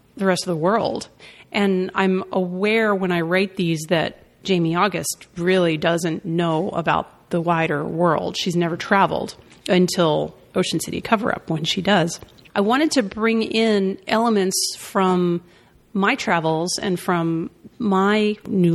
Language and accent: English; Washington, District of Columbia, United States; I'm from D.C.